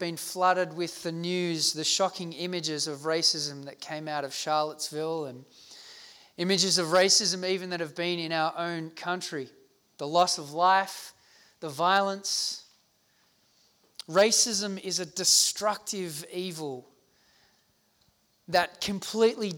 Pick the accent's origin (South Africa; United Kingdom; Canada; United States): South Africa; now in Australia; I grew up in South Africa during the height of the apartheid movement of racial segregation